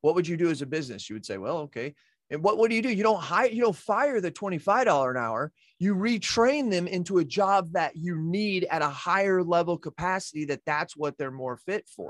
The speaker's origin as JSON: {"language": "English", "country": "United States", "said": "I'm an American"}